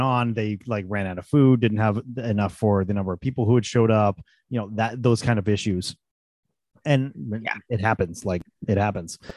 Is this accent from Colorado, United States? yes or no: yes; Colorado, United States; moved away; where we grew up in Colorado